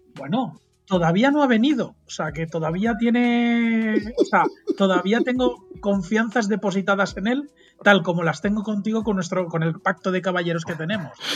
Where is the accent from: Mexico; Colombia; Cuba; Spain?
Spain; Mallorca, Balearic Islands; Yo soy de Mallorca